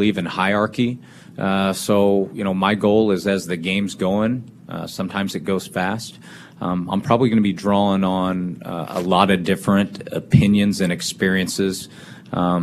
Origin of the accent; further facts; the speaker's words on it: Kansas City, Missouri, United States; moved away; I grew up in Kansas City